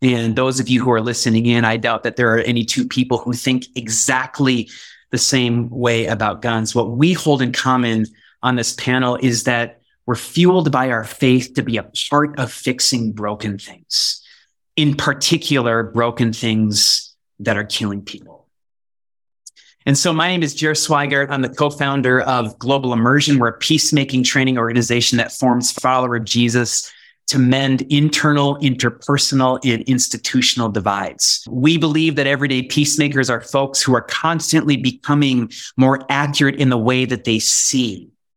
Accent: Bend, Oregon, United States; also born or lived in Wisconsin; my hometown of Bend, Oregon

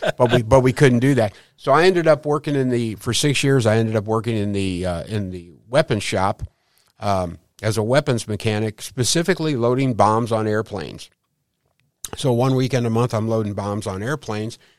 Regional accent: St. Louis, Missouri, United States; I grew up in Saint Louis, uh, right around the hill

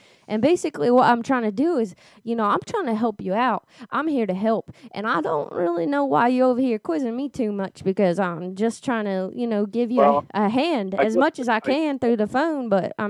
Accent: Louisiana, United States; Yeah, originally from Louisiana.

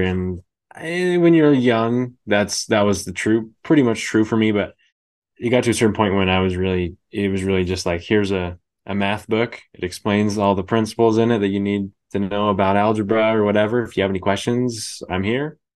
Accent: Bay Area, California, United States; moved away as an adult; now in Idaho, United States; I grew up in the Bay Area

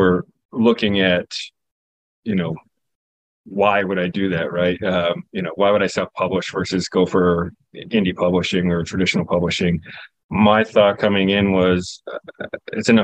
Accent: Newport, New Hampshire, United States; Newport is actually my hometown growing up. So it's a real town in New Hampshire

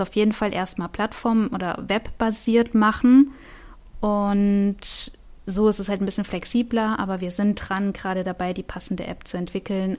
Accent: Wiesbaden, Hesse, Germany; ich komme ja aus Wiesbaden

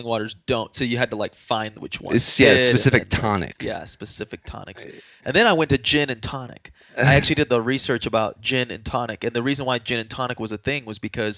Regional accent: San Antonio, Texas, United States; moved away as an adult; now in Colorado, United States; I'm from San Antonio, Texas

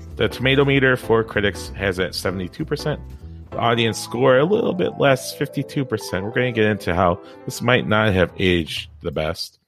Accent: Midwest, United States; moved away; Toby and I came from the Midwest, probably a town smaller

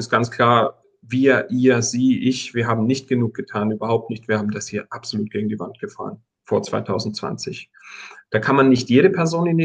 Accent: Tyrol, Austria; Ich komme ja aus Tirol und verstehe einigermaßen, wie das funktioniert.

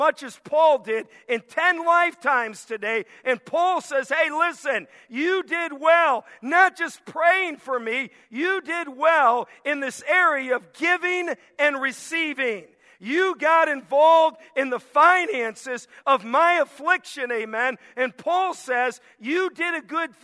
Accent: Cleveland, Ohio, United States; I'm from Cleveland originally

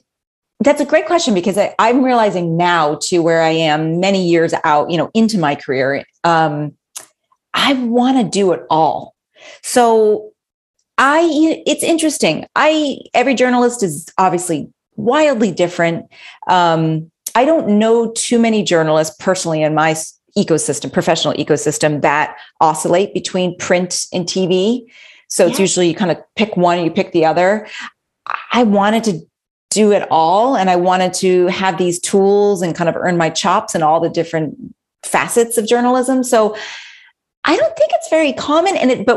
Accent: Massachusetts, United States; moved away; I grew up in Massachusetts. I went back to Massachusetts

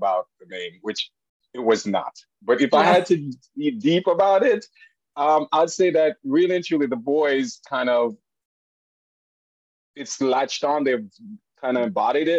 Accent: Jamaica; moved away as an adult; now in United States; I am from Jamaica originally. I did come to the United States when I was 19

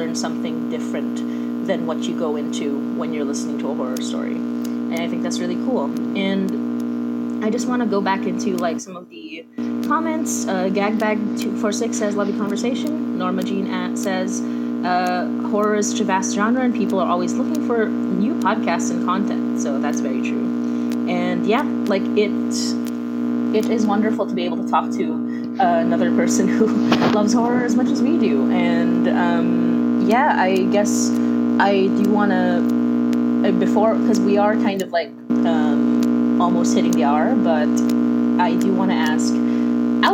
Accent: Philippines; moved away as an adult; now in Toronto, Canada; we're both Filipina. I live in Toronto right now, so I live in Canada right now

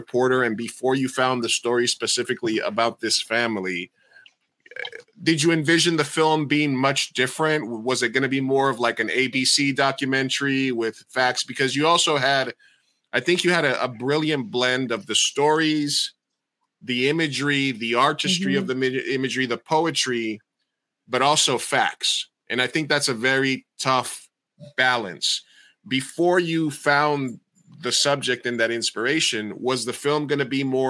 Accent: Medellín, Antioquia, Colombia; I'm Colombian, right? So I'm a Colombiano from Medellin

